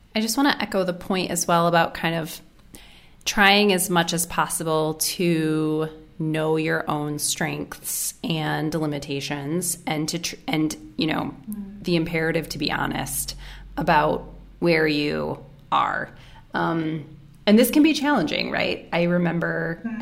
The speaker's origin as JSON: {"language": "English", "country": "United States", "also_born_or_lived": "Cambodia / New Zealand", "moved": "as an adult", "lives_now": "Geneva, Switzerland", "said": "I am originally from the United States. Uh, I'm currently based in Geneva, Switzerland"}